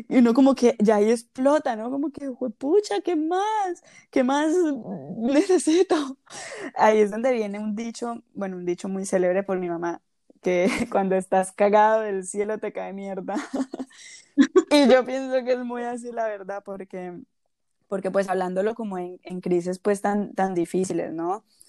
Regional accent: Colombia; moved away; Nacimos en Colombia, pero vivimos en diferentes lugares

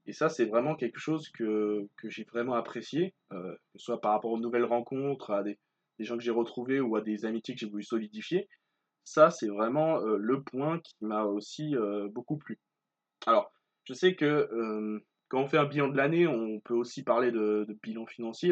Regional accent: Martinique; je suis originaire de Martinique

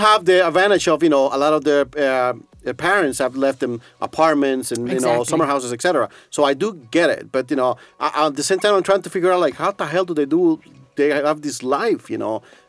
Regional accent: Costa Rica; now in Estonia; I'm Latino, I'm from Costa Rica

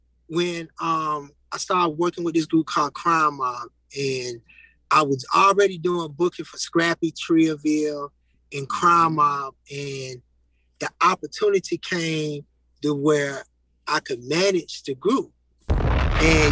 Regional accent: Atlanta, Georgia, United States; I'm from the East Side

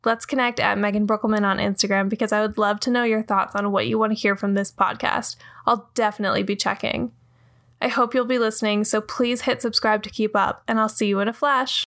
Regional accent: Ontario, Canada; now in Brooklyn, United States; I grew up in Ontario, Canada, and came to New York to pursue a dream.

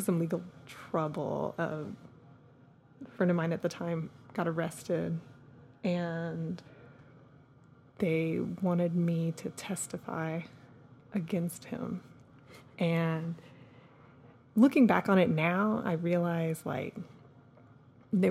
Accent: Austin, Texas, United States; we grew up in Austin

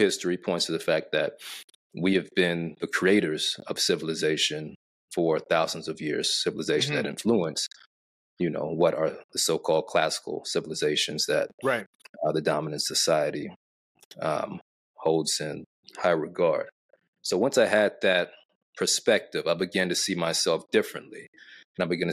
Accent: Arkansas, United States; my grandfather was a civil rights attorney and state legislator in my hometown of Arkansas

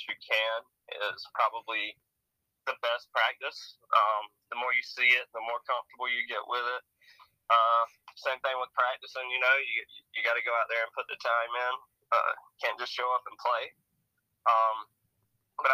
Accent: Savannah, Georgia, United States; I am from Savannah, Georgia.

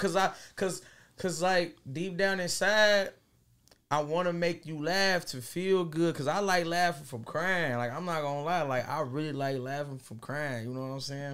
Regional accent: Dayton, Ohio, United States; I'm coming from Dayton, Ohio, you know, west side, west side of Dayton

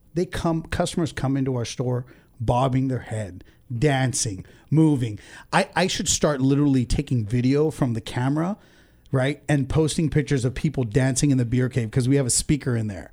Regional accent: Ventura, California, United States; also born or lived in India / Oxnard; I was born in India and I came to the States when I was two. So, um, I went to preschool in Sadi Khoi Elementary, Ventura

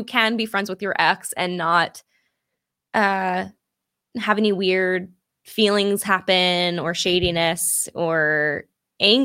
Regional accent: California, United States; accent: Valley Girl; I'm from California

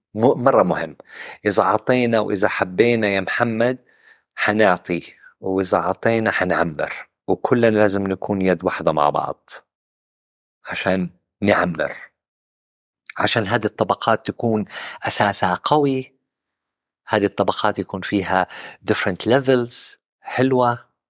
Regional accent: Western Region, Makkah Province, Saudi Arabia; also born or lived in Central Region (Najd), Saudi Arabia; نشأتي في الغربية

